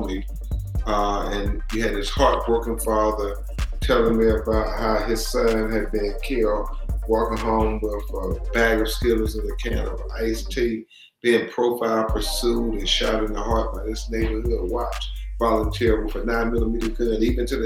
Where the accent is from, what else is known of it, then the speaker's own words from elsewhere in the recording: Lumberton, North Carolina, United States; now in Tallahassee, United States; I was born in Lumberton, North Carolina